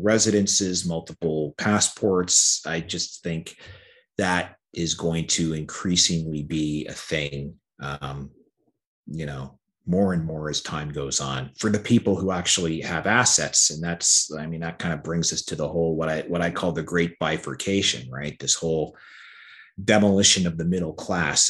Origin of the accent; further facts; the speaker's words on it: Canada; I like being a Canadian.